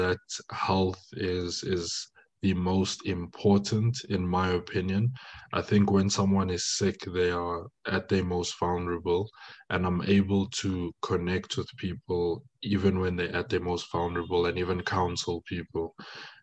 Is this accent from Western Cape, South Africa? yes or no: no; Johannesburg, Gauteng, South Africa; first language French; English is a second language; I'm born and raised in South Africa, Johannesburg, but my origin hails from DRC, Congo